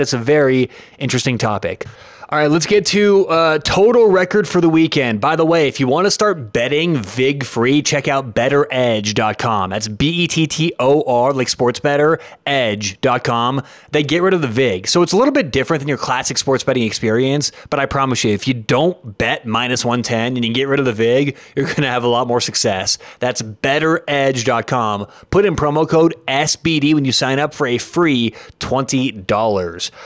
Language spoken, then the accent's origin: English; Denver, Colorado, United States; I am from Denver, Colorado